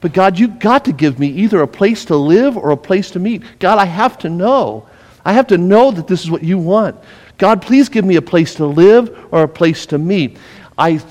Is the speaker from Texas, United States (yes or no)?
no; Las Vegas, Nevada, United States; moved away as an adult; I was born and raised in Las Vegas